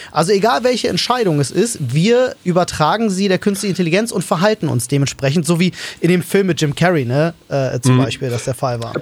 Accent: Berlin, Germany; moved away as an adult; also born or lived in Wandlitz, Brandenburg; now in Brandenburg, Germany; ich bin ja Ur-Berliner. So, ich bin ja, äh, bin ja in Schöneberg geboren und in Neukölln aufgewachsen

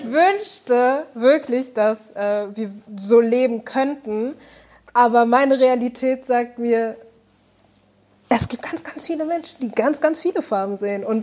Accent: Germany; ich bin kein Bio-Deutscher. Wenn ich sage, ich bin Deutscher, kommt die Frage, woher kommst du wirklich?

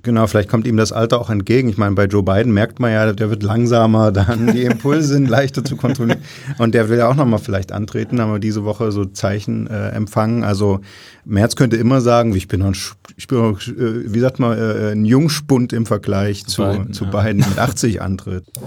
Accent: Saxony, Germany; wir, also du und ich, in Sachsen aufgewachsen

